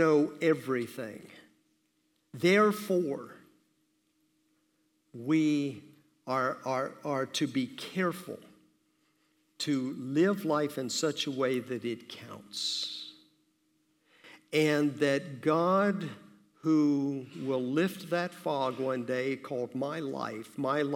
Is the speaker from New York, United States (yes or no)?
no; St. Petersburg, Florida, United States; moved away; I grew up in St. Petersburg, Florida